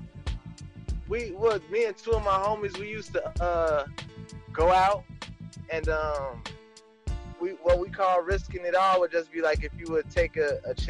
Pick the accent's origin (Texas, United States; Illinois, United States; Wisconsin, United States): Illinois, United States; Chicago; I'm from the east side of Chicago, and everybody who was born and raised on the east side know what type of connection we have to our area